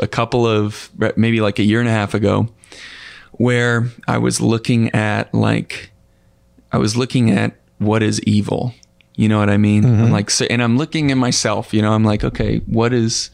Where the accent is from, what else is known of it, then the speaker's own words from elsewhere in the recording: Northwest Florida, United States; also born or lived in Pensacola, Florida / Niceville, Florida; Grew up in Northwest Florida. So in the panhandle of Florida